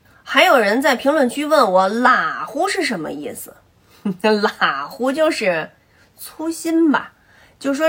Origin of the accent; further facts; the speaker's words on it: Beijing, China; accent: Beijing dialect; 我们这个北京方言就是，如果说胃里边反酸就烧得很